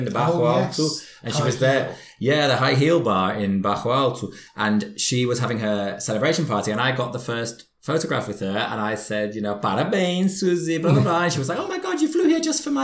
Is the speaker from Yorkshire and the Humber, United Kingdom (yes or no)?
yes; near Harrogate, Yorkshire and the Humber, United Kingdom; That was actually in Harrogate, which is very close to my hometown.